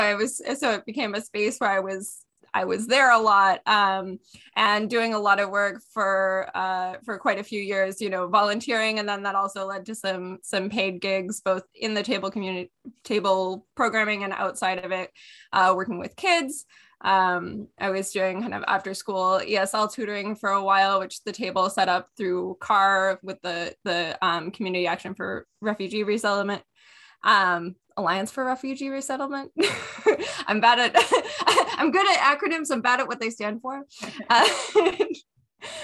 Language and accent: English; McDonalds Corners, Ontario, Canada; I grew up in the Lanark Highlands in McDonald's Corners